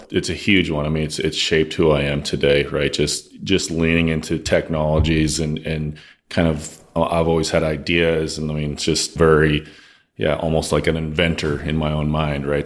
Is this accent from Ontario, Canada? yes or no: no; Lloydminster, Saskatchewan, Canada; So Lloydminster, Saskatchewan is where I'm originally from.